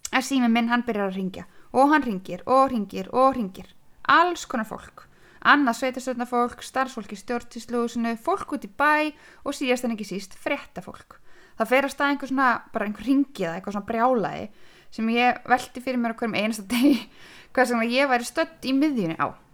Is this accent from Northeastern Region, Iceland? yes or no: yes; Húsavík, Northeastern Region, Iceland; also born or lived in Akranes / Reykjavík; Ég er hérna fætt á Akranissi en fluttist til Húsavíkur með fóröldra mínum, bara um einsásaldur, þannig ég er uppalinn á Húsavík.